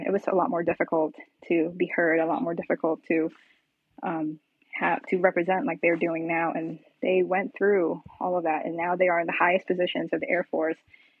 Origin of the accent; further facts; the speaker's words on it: Philippines; now in United States; my cultural background as a Filipino woman, you know, that's always going to be my, you know, my who